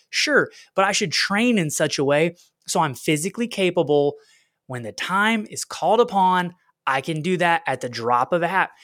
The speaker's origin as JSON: {"language": "English", "region": "Oklahoma", "country": "United States", "also_born_or_lived": "West Little Rock, Arkansas", "moved": "as an adult", "lives_now": "Little Rock, United States", "said": "We're both from Oklahoma, where, like, every house has a flat backyard"}